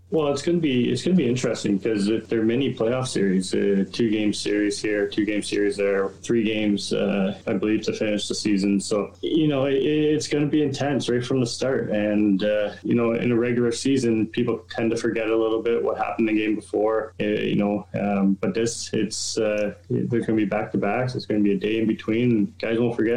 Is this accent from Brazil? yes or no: no; New Liskeard, Ontario, Canada; being so close to the border in, in Northern Ontario